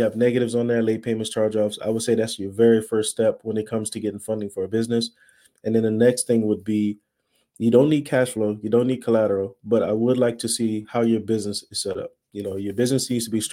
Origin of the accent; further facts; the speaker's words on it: Louisiana, United States; now in Dallas, United States; I'm from Louisiana. I'm in Dallas, Texas area now